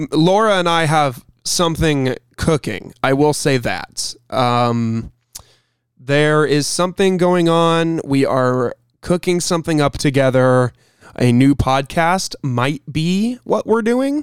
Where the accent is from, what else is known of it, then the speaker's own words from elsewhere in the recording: Illinois, United States; I was born in Illinois